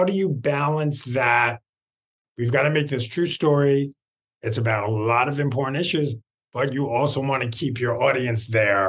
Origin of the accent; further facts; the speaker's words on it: New York City, New York, United States; I grew up in Queens